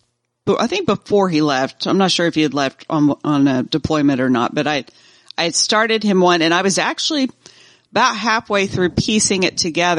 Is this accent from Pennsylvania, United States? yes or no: no; Cherokee Choctaw area, Oklahoma, United States; I come from the Cherokee Choctaw area